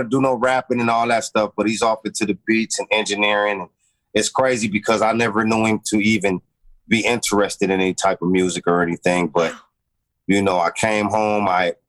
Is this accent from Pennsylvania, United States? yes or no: no; Compton, California, United States; Yeah, I'm born and bred in Compton. 15202 South Williams, Compton, California. 1970, you know what I mean? Born Christmas Eve, a preemie.